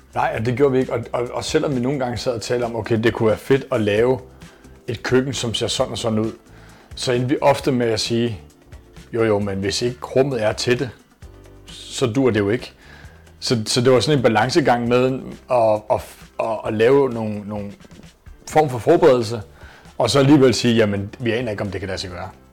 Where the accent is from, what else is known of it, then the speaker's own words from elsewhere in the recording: Copenhagen, Capital Region of Denmark, Denmark; født og opvokset på Amager i København